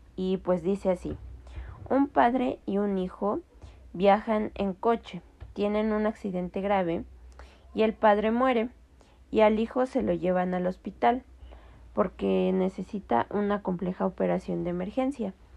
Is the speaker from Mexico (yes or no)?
yes; Mexico; tenemos como cultura mexicana